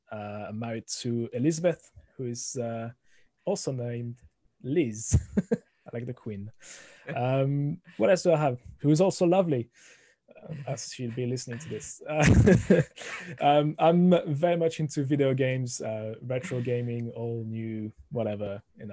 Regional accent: France; accent: thick French; English is a second language; moved away as an adult; now in United Kingdom; originally from France, as you can hear, the thick accent coming through the microphone. Moved to the UK about 20 years ago

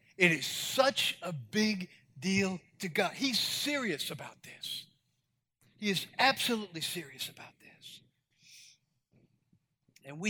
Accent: New York City, New York, United States; I grew up in New York City

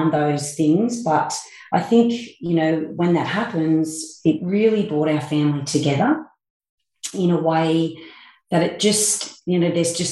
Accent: Forbes, New South Wales, Australia; I grew up in Forbes

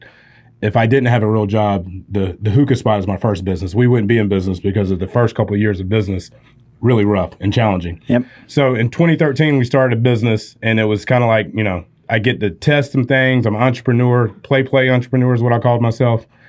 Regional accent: Spartanburg, South Carolina, United States; from Spartanburg, South Carolina, so I've lived in this 100 mile box my entire life.

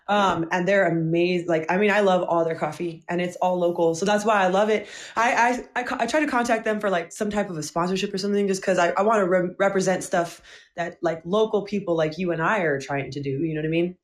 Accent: Albuquerque, New Mexico, United States; I was actually born and um, raised, and I still live in Albuquerque, New Mexico

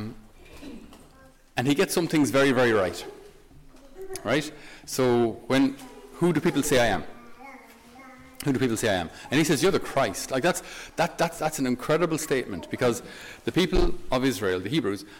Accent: Tipperary, Munster, Ireland; I'm from Tipperary. So Tipperary is a landlocked county

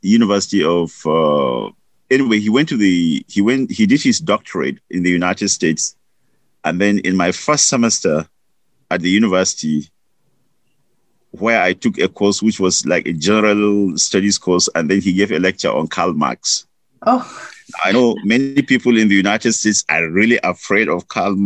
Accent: Nigeria; moved away; I grew up in Nigeria. I grew up in a rural community

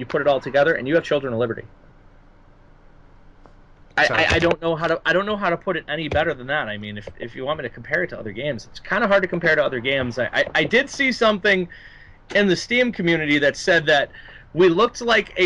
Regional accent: Boston, Massachusetts, United States; I'm a gamer from Boston.

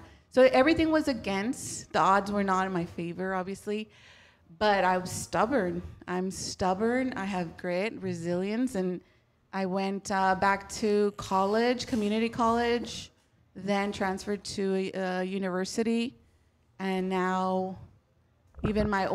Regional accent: Huntington Park, California, United States; I was born in Huntington Park

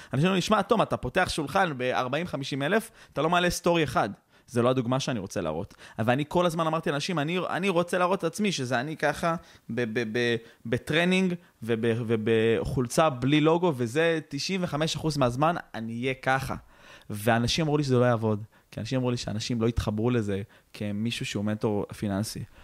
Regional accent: Israel; אנחנו ישראלים

